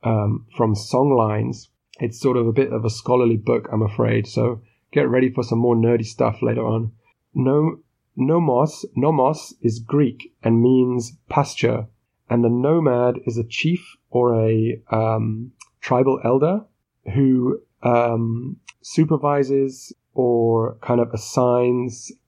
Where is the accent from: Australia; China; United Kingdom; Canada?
United Kingdom; But I'm British